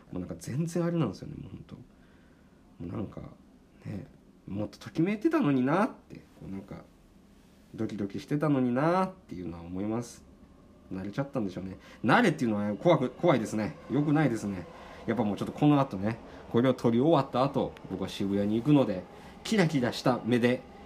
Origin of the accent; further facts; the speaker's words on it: Japan; now in Tokyo, Japan; 地方出身の僕